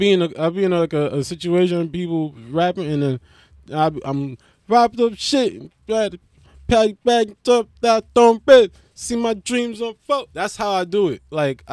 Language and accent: English; Melbourne, Victoria, Australia; was gonna say I'm from Melbourne, Australia, but I don't sound like an Australian. But suppose, right? I'm still from Melbourne, but I don't sound Australian because I was like, I grew up in like a Brooklyn.